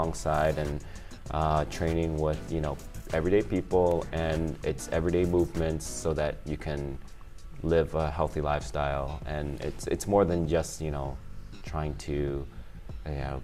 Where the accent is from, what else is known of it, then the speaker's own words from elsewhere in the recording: Chicago, Illinois, United States; moved away as an adult; now in Tokyo, Japan; Born and raised in Chicago, in the inner city